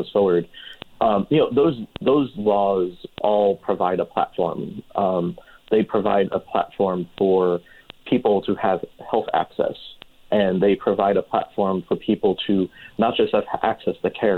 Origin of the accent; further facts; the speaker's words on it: New Jersey, United States; moved away as an adult; also born or lived in Manhattan, New York; now in Palm Springs, United States; I hail from the Garden State. I am originally from New Jersey